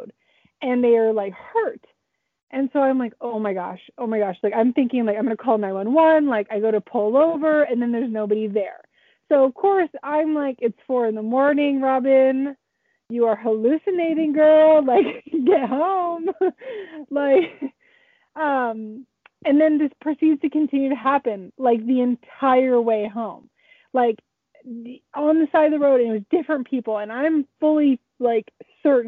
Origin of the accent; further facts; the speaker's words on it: San Francisco, California, United States; now in Siskiyou County, United States; I am originally from the San Francisco Bay Area